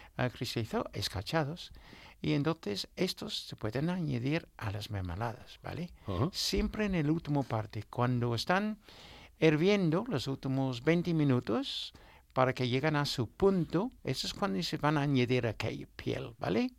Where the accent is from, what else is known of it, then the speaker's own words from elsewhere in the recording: Newmarket, East of England, United Kingdom; Spanish is a second language; moved away; iba mucho a mi pueblo, a Newmarket